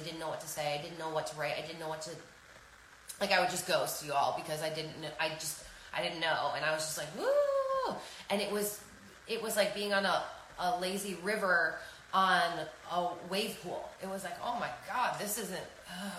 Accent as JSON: {"language": "English", "region": "New York", "country": "United States", "said": "I'm a New Yorker"}